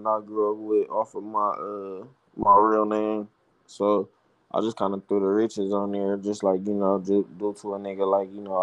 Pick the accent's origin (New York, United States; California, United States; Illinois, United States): California, United States; Compton; I'm from Compton